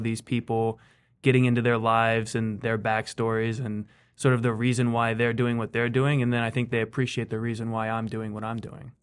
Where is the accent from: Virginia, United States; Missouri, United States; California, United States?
California, United States; Fair Oaks; moved away as an adult; also born or lived in Fresno, California; grew up mostly in in Fair Oaks.